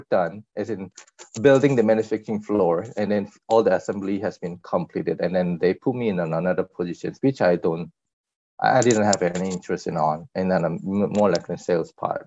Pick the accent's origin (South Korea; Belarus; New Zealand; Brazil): South Korea; English is a second language; moved away as an adult; also born or lived in Thailand; I'm born and grown up in Korea